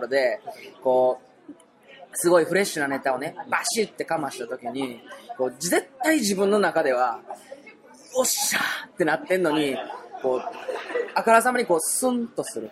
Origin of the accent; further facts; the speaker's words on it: rural Osaka, Japan; 俺、実家めちゃめちゃ田舎なんですよ、大阪の。大阪でも、あの、端っこの方で